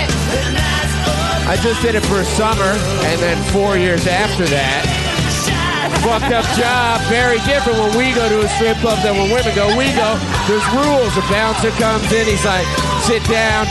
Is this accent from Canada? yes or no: yes; Canada; now in United States; I'm from Canada